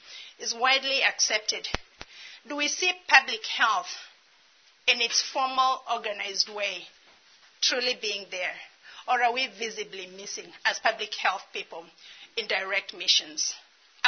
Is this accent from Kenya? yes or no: yes; Kenya; moved away as an adult; also born or lived in Dallas; I'm Kenyan